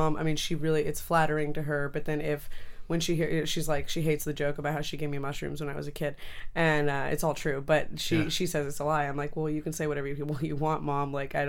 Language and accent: English; Canada; Well, yeah, I'm Canadian, technically.